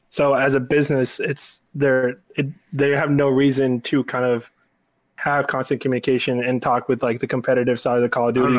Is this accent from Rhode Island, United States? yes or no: no; Texas, United States; I'm from Texas.